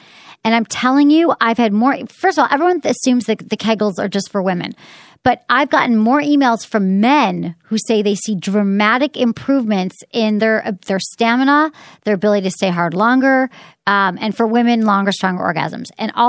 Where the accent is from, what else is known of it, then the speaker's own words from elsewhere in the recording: Detroit, Michigan, United States; There was an article in the Detroit News, which is my hometown paper